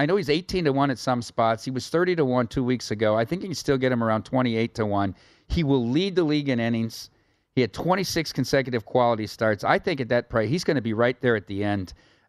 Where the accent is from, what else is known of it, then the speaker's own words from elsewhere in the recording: Dubuque, Iowa, United States; He's won with the Dubuque Fighting Saints, my hometown